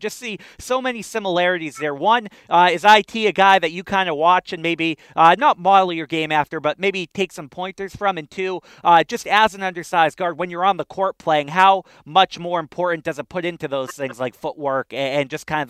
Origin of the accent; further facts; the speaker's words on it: Boston, Massachusetts, United States; I'm from Boston.